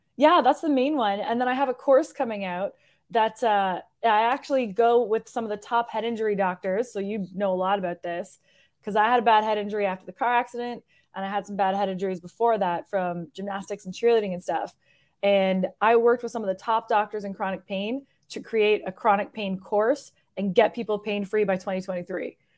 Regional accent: Hamilton, Ontario, Canada; moved away as an adult; also born or lived in Toronto; now in Nashville, United States; I'm originally from Hamilton and then lived in Toronto for years

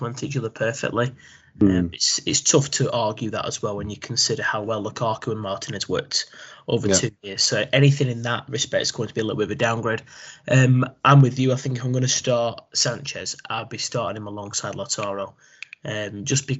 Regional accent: England, United Kingdom; as an Englishman

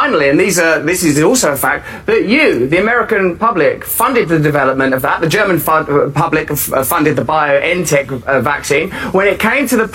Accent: England, United Kingdom; I'm English

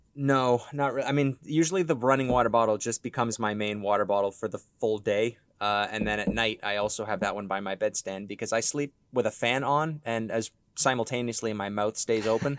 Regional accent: Ontario, Canada; we're from Ontario, Canada

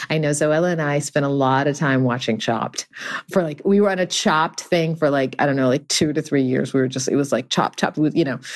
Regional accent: Texas, United States; also born or lived in Houston; now in Los Angeles, United States; I grew up in Texas in too many years ago

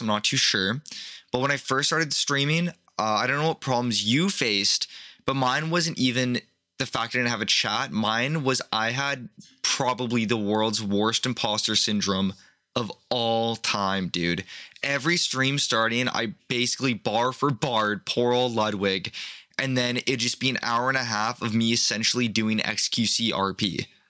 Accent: Canada; I'm Canadian

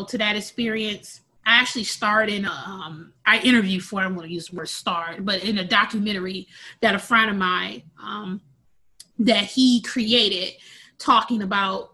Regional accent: Milwaukee, Wisconsin, United States; I was born and raised in Milwaukee, Wisconsin

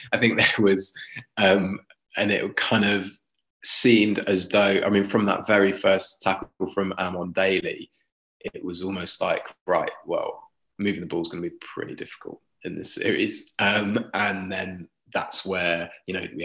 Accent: Leicester, East Midlands, United Kingdom; I'm from Leicester, born in Leicester

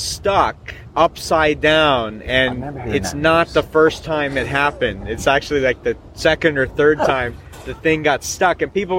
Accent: Seattle, Washington, United States; moved away; So it's my hometown.

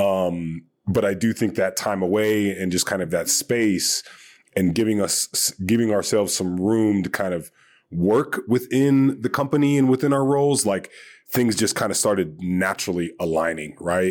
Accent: Hawaii, United States; moved away; also born or lived in Long Beach / Northern California; Had some friends that I grew up with in Hawaii

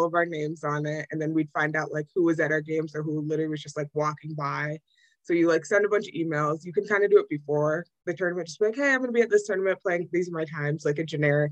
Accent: Williamsville, New York, United States; moved away as an adult; also born or lived in Norfolk, Virginia / Olean, New York; now in St. Bonaventure, United States; originally I'm from Williamsville, New York, located like outside of Buffalo, New York

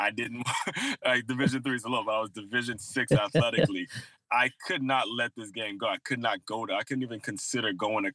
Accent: Maryland, United States; moved away as an adult; also born or lived in Long Island, New York; now in West Palm Beach, United States; when I was growing up in Maryland

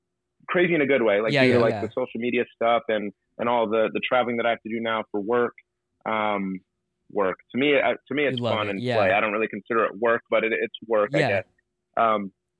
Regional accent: Port Huron, Michigan, United States; being born and raised right here on Lake Huron

